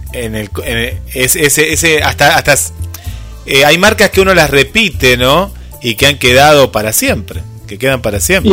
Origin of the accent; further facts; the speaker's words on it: Mar del Plata, Buenos Aires Province, Argentina; yo soy de Mar del Plata, y tengo público en Buenos Aires